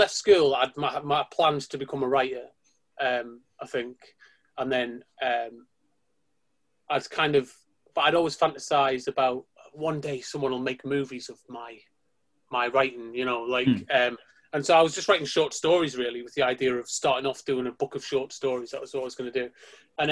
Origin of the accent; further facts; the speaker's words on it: Sunderland, North East England, United Kingdom; moved away as an adult; also born or lived in Preston; I'm from Sunderland originally, in case you can't tell.